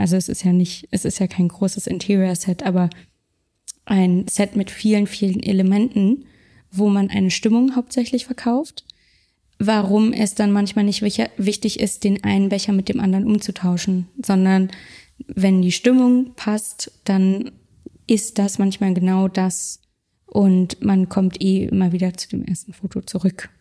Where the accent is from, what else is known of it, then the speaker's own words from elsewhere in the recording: Berlin, Germany; Ich komme aus Berlin. Ich komme aus Deutschland.